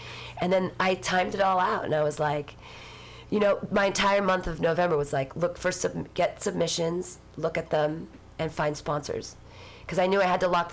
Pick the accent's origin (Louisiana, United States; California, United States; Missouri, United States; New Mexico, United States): California, United States; Danville; also born or lived in Livermore; I grew up in Danville